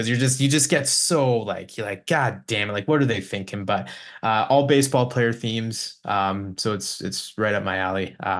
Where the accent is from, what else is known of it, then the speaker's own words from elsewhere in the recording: Hinton, Alberta, Canada; now in Edmonton, Canada; I'm from Hinton, so I'm used to them.